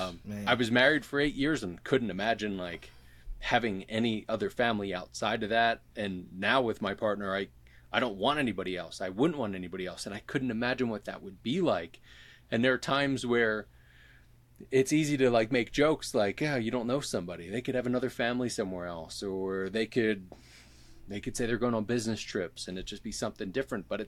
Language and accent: English; Philadelphia, Pennsylvania, United States; that I'm from Philly